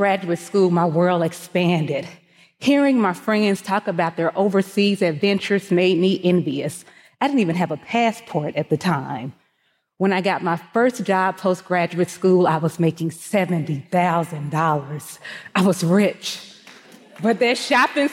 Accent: Mississippi, United States; Growing up in Mississippi, my family never talked about money.

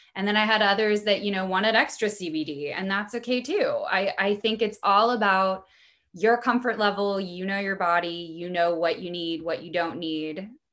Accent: Missouri, United States; also born or lived in Brooklyn; now in Los Angeles, United States; I'm from Missouri originally. I grew up in a in a really small town

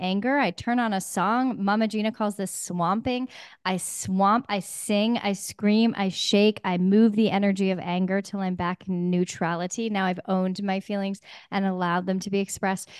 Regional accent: Pacific Northwest, United States; I'm from the Pacific Northwest

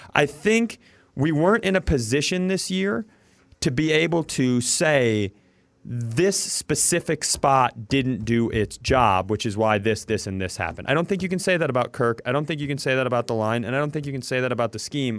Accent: Worthington, Minnesota, United States; I grew up in Worthington, Minnesota.

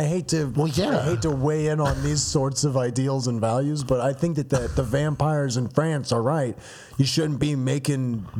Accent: Orlando, Florida, United States; moved away as an adult; also born or lived in Newport Richey, Florida / Brooksville, Florida / Lake Mary, Florida / Jacksonville, Florida; now in Atlanta, United States; I grew up in Orlando, Florida.

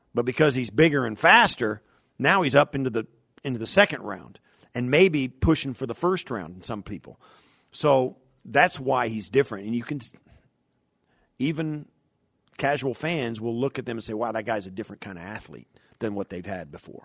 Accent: Kansas, United States; moved away; I grew up in, in Kansas

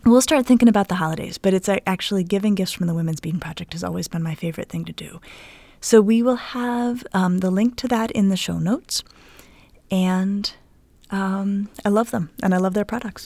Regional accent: Denver, Colorado, United States; now in Cleveland, United States; centered in Denver, where I grew up.

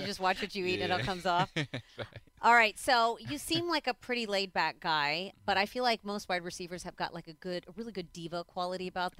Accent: Indianapolis, Indiana, United States; moved away; When I was growing up in Indianapolis

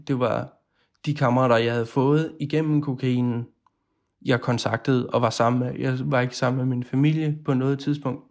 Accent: Odense, Southern Denmark, Denmark; moved away; Jeg er oprindelig fra Odense

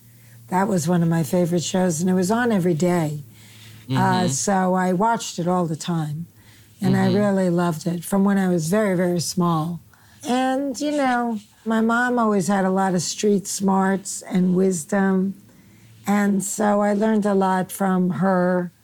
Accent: Queens, New York, United States; Back in Queens, I didn't really dress like the other kids.

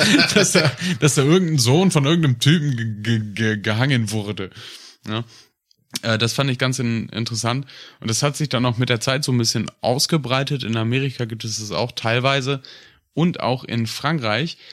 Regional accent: North Rhine-Westphalia, Germany; Aus Westfalen

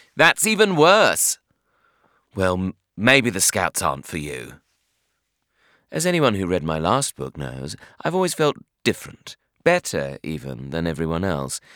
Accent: Bromley, London, United Kingdom; I hated the suburbs, namely my hometown of Bromley, and I was living at home with my parents

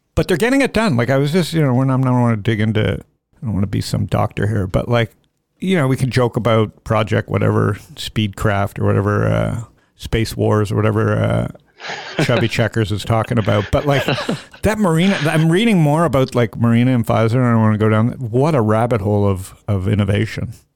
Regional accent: United States; I'm American.

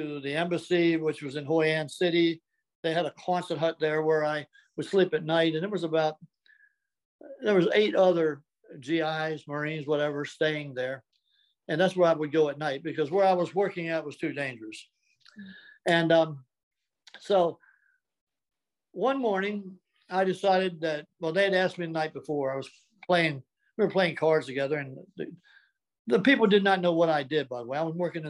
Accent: Delaware, United States; Well, I was born in Delaware. I was a seventh of an eighth child.

